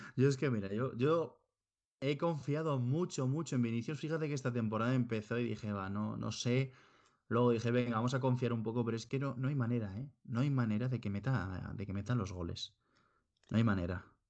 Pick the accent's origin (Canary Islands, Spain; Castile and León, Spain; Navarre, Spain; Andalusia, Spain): Navarre, Spain; Pamplona; now in Granada, Spain; yo que soy de Pamplona